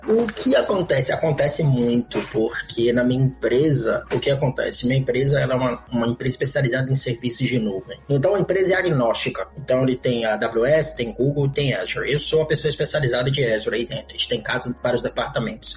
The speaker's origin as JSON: {"language": "Portuguese", "town": "Salvador", "region": "Bahia", "country": "Brazil", "tie": "born or raised there", "moved": "as an adult", "lives_now": "Montreal, Canada", "said": "eu sou de Salvador, na Bahia, sou baiano, nascido lá, basicamente minha carreira quase toda foi lá"}